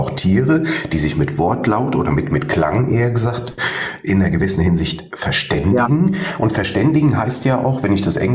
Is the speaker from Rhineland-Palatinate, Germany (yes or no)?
no; Fauerbach, Hesse, Germany; Ich komme aus Hessen, Fauerbach bei Wutzbach